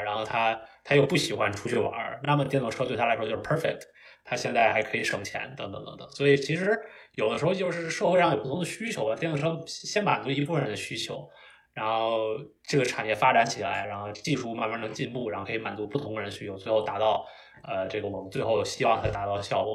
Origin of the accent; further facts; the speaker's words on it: Beijing, China; moved away as an adult; now in United States; 我本身是北京人，然后 当然我这个四，五年前就到美国来读书